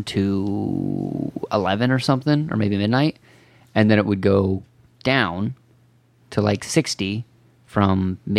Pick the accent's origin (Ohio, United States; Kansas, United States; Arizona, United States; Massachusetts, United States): Ohio, United States; because I'm from Ohio?